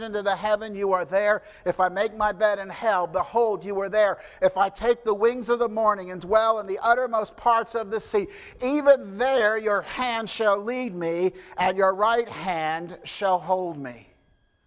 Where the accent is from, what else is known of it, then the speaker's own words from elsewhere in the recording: New Jersey, United States; moved away; I'm from New Jersey